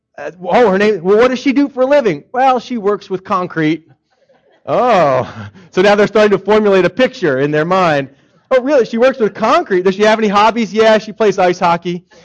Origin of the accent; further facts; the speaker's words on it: Philadelphia, Pennsylvania, United States; moved away; I'm from Philadelphia